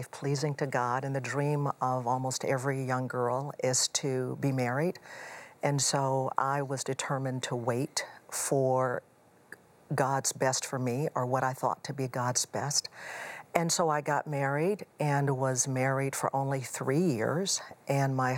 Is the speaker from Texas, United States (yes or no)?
yes; Houston, Texas, United States; moved away; also born or lived in Chicago area; I grew up in Houston